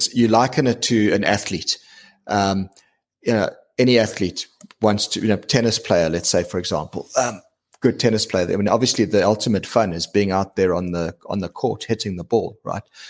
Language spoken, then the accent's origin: English; South Africa; being South African, right? We're a big diamond mining nation